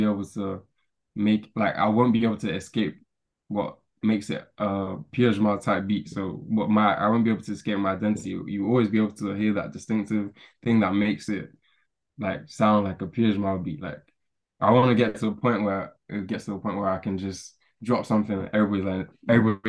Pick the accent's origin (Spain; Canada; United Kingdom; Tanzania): United Kingdom; London; I'm from a little place called Stratford in East London